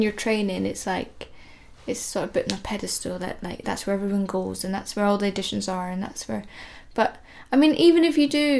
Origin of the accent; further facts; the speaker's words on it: Edinburgh, Scotland, United Kingdom; moved away as an adult; also born or lived in London; I'm from Edinburgh